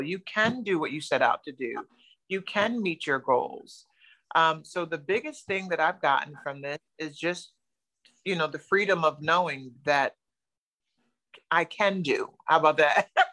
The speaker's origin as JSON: {"language": "English", "region": "New Jersey", "country": "United States", "moved": "as an adult", "lives_now": "Florida, United States", "said": "I'm originally from New Jersey, Jersey girl"}